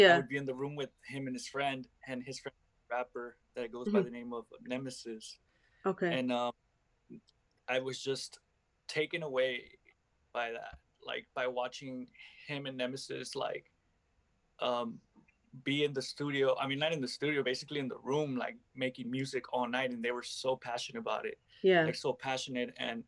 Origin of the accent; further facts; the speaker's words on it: Los Angeles, California, United States; I'm from Los Angeles